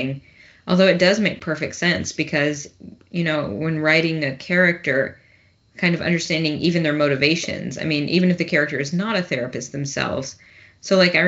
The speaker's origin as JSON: {"language": "English", "region": "Tennessee", "country": "United States", "said": "I'm from Tennessee"}